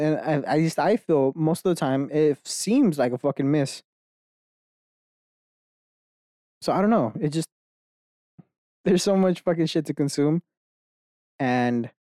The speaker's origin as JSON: {"language": "English", "country": "United States", "tie": "born or raised there", "said": "I was born fucking Mexican in America, right? That I'm a being in America. Just by circumstance, I know 2 languages."}